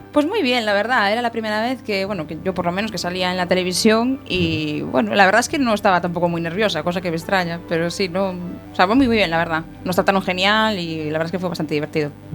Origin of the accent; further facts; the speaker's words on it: Muros, Galicia, Spain; mi pueblo